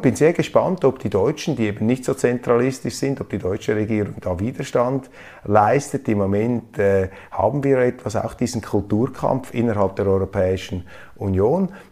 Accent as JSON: {"language": "German", "country": "Switzerland", "said": "ich als Schweizer"}